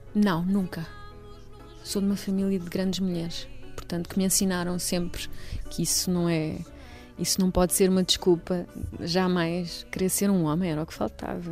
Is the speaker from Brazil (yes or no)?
no; Almeirim, Santarém District, Portugal; moved away as an adult; also born or lived in Lisbon / Amsterdam; Eu nasci em Almeirim, uh, portanto sou ribatejana